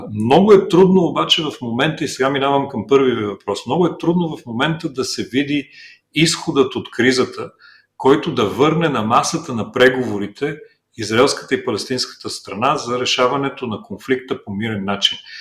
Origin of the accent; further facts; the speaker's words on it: Bulgaria; ние в България